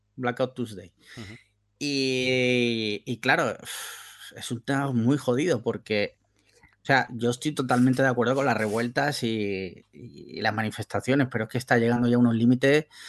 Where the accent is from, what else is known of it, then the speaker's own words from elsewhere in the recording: Andalusia, Spain; soy andaluz